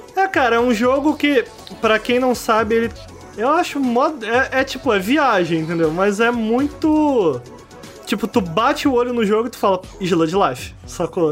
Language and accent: Portuguese; Brazil; moved away; lá de Campo Grande, de onde eu vim